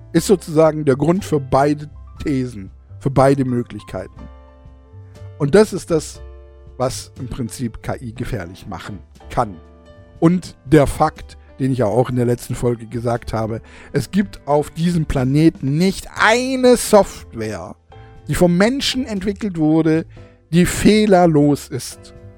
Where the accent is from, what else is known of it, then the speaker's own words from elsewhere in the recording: Baden-Württemberg, Germany; bei uns in Baden-Württemberg